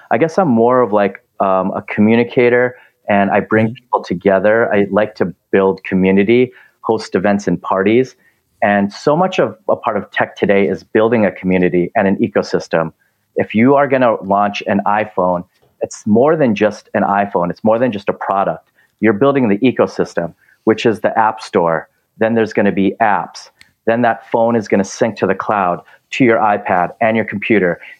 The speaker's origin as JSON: {"language": "English", "region": "Minnesota", "country": "United States", "lives_now": "Los Angeles, United States", "said": "since I came from Minnesota, I don't want snow anymore. I want to go towards the ocean."}